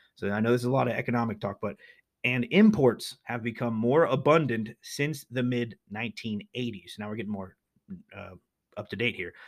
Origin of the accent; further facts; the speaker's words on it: Pennsylvania, United States; They are legendary here in my home state. We Pennsylvanians are mighty proud of Yinglings